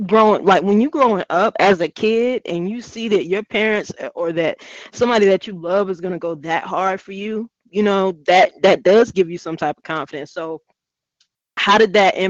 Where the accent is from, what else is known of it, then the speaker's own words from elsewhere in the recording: Hemingway, South Carolina, United States; I grew up in Hemingway